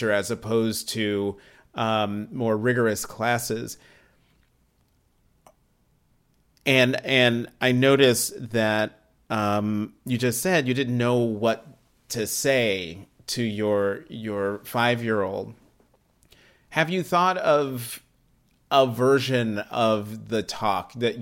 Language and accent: English; Hazlet, New Jersey, United States; being a Black kid growing up in New Jersey, you know, in Hazlitt, New Jersey.